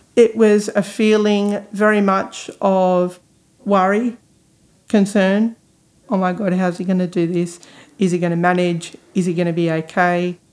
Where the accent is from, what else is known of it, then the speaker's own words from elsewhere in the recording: Newcastle, New South Wales, Australia; moved away as an adult; now in Sydney, Australia; originally from Newcastle but have been living in Sydney now for 18 months.